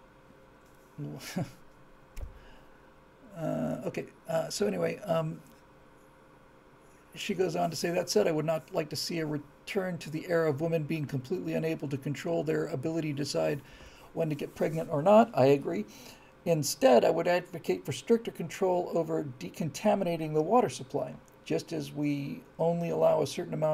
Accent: Bermuda; we grew up on rainwater in Bermuda

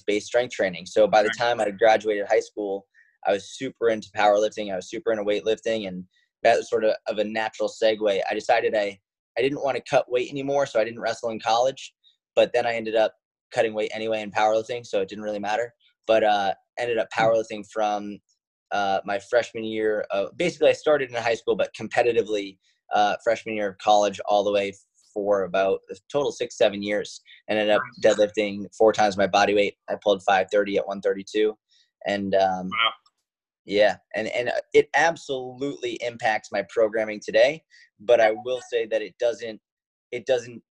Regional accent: Boston, Massachusetts, United States; I grew up in Boston

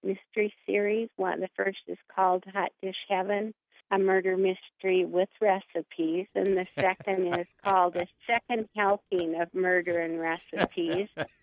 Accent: Hallock, Minnesota, United States; I grew up in Hallock, Minnesota, way up in the northern Red River Valley.

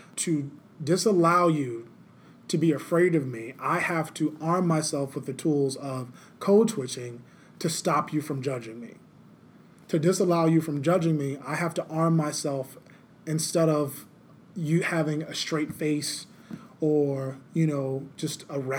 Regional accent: the South, United States; Like, for me, I'm from the South. They have this dialect. It's called Geechee Gullah.

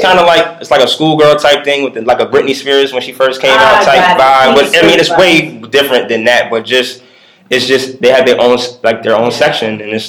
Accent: New York, United States; Like I'm from New York

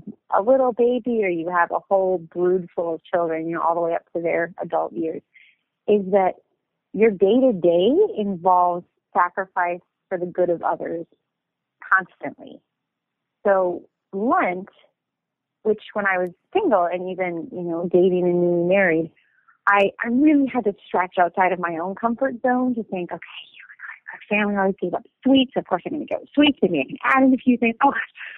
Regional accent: St. Paul, Minnesota, United States; I'm from Minnesota originally. In fact, my husband and I bought my family's home. So I literally am where I grew up right now as I speak to you.

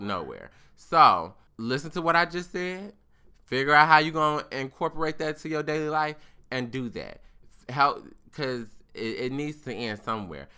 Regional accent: United States; I was born in America

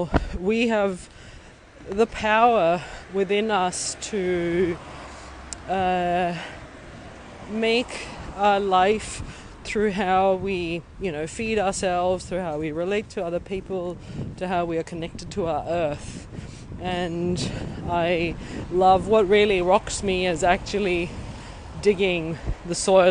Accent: Pakistan; also born or lived in Uganda / United States / Australia / Thailand; now in Berlin, Germany; I grew up in Pakistan

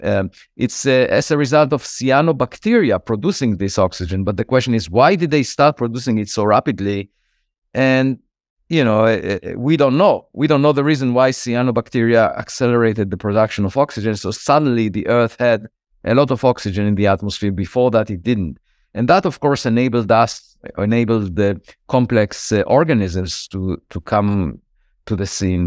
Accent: Israel; moved away as an adult; now in United States; I was born in Israel

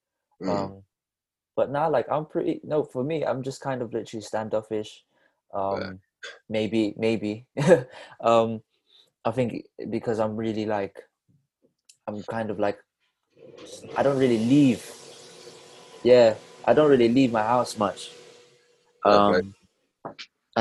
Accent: Philippines; now in Bristol, United Kingdom; I was born in Philippines.

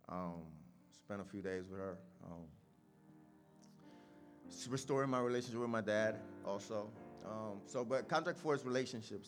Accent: Puerto Rico; moved away; I'm from Puerto Rico. I grew up with my mom and my two brothers.

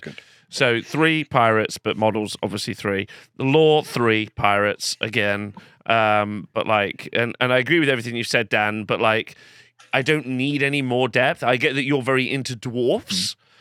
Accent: England, United Kingdom; but I'm English

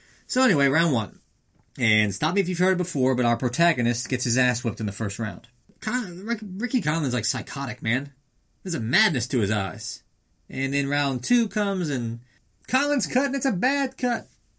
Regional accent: Liverpool, North West England, United Kingdom; So, we got to the press conference in Liverpool. Yes, we are from Liverpool.

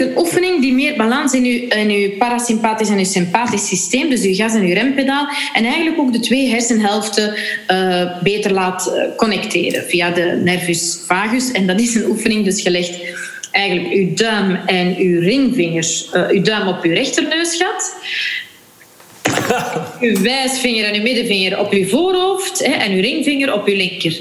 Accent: Flanders, Belgium; als Vlaming

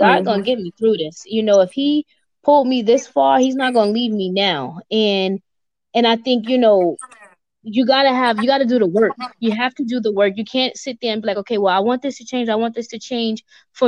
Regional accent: New York City, New York, United States; moved away as an adult; also born or lived in Central Jersey; I'm born and raised in New York

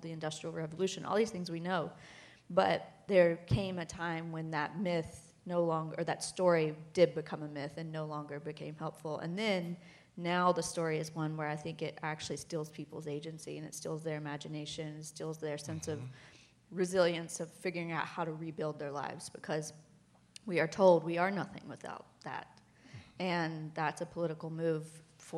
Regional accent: West Virginia, United States; I'm from West Virginia

